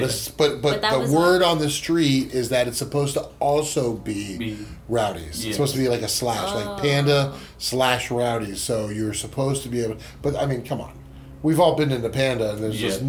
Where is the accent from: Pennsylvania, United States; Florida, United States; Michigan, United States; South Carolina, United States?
Florida, United States; moved away as an adult; now in Bakersfield, United States; I'm from Florida originally